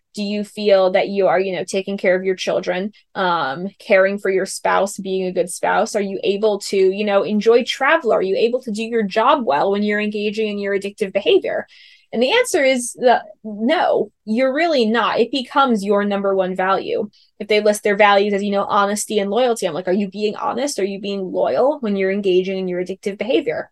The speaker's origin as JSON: {"language": "English", "region": "New York", "country": "United States", "moved": "as an adult", "lives_now": "California, United States", "said": "I'm from New York. I came out here to California from New York to um, do my program"}